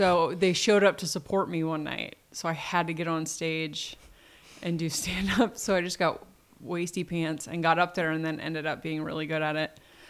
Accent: Delaware, United States; also born or lived in Portland; I was born in Delaware. My father was from Delaware. And when my parents split when I was two, my mom moved to Portland.

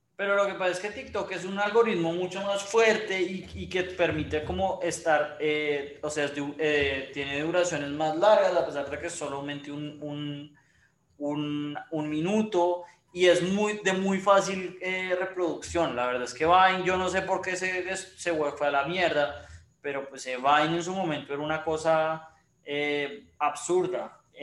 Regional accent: Colombia; como los colombianos

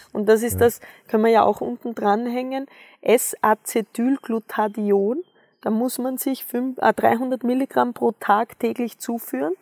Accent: Austria; ich bin ja am Bauernhof aufgewachsen in Österreich.

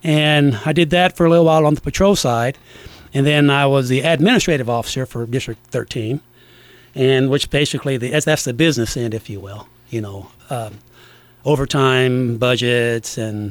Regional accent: Du Quoin, Illinois, United States; I was raised in DuQuoin

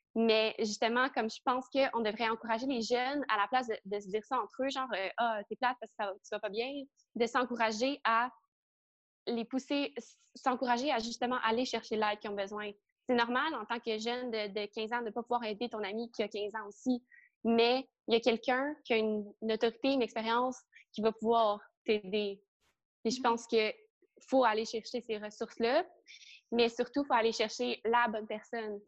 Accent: Trois-Rivières, Quebec, Canada; now in Montreal, Canada; j'ai grandi à Trois-Rivières

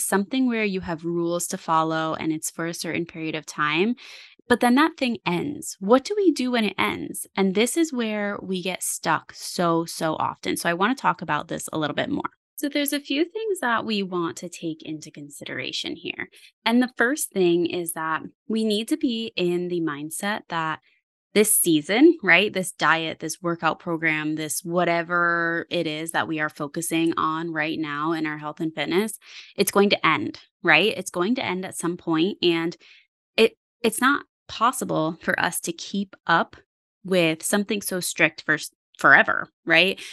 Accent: Parksville, New York, United States; also born or lived in Wurtsboro, New York; I grew up in Sullivan County. I grew up in Parksville, and I currently live in Wurtsboro

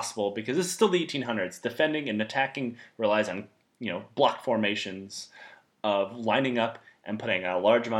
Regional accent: Detroit, Michigan, United States; moved away; also born or lived in Texas; I grew up in Detroit, Michigan

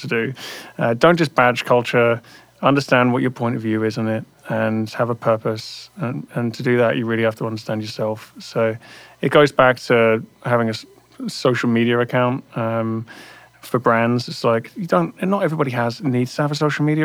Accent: London, United Kingdom; moved away as an adult; now in United States; growing up around London

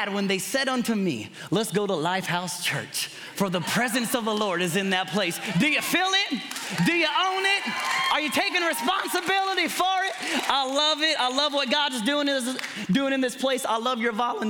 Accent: Kentucky, United States; I'm from Kentucky

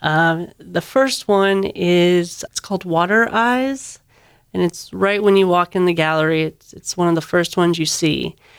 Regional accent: Michigan, United States; now in Georgia, United States; I grew up in Michigan, surrounded by water

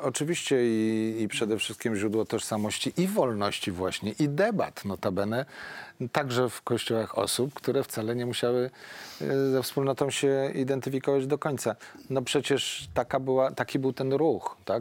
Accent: Poland

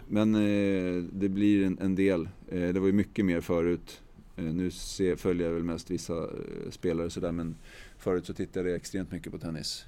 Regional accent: Täby, Stockholm County, Sweden; jag är uppvuxen i, i Ela gård i Täby som ligger norr om Stockholm

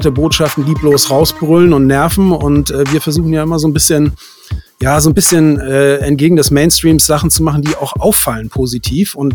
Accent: Hamburg, Germany; Aber mich zieht es dann auch immer wieder in die Großstadt zurück und ich bin ja Hamburger, von daher ist das ja, meine, ja. meine Region so.

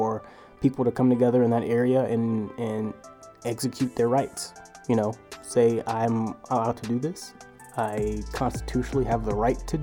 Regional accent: Richmond, Virginia, United States; my hometown, Richmond, Virginia

